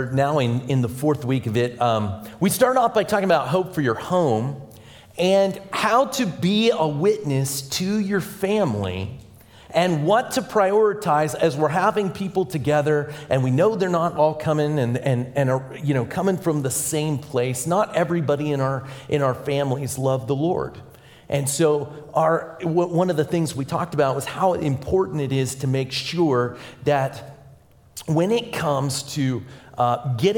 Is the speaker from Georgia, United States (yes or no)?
no; Pittsburgh, Pennsylvania, United States; now in Indiana, United States; I'm originally from Pittsburgh, Pennsylvania.